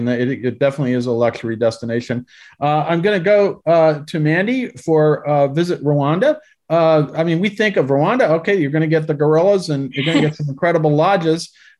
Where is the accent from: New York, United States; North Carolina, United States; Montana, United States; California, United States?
New York, United States; I'm from New York, so you can tell from my background where I'm from.